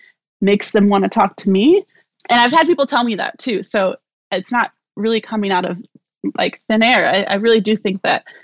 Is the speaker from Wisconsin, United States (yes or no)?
yes; Milwaukee, Wisconsin, United States; also born or lived in Chicago; now in Columbus, United States; I'm from Milwaukee originally, and I lived in Chicago for some time, and I've lived in Columbus now for the past 10 years